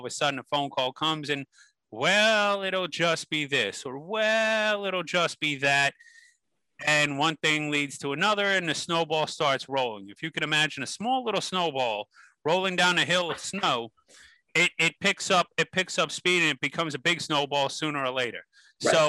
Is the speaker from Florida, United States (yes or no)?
no; North Bergen, New Jersey, United States; I'm from North Bergen, New Jersey, originally born and raised.